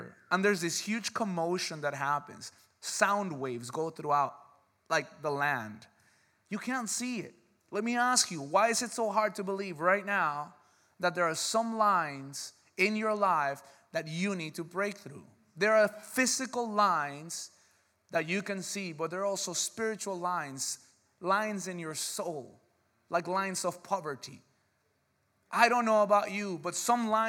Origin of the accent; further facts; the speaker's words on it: United States; because we're American